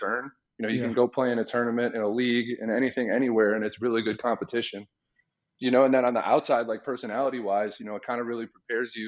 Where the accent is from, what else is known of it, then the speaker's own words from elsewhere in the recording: Chicago, Illinois, United States; moved away as an adult; now in Phoenix, United States; I grew up in the suburbs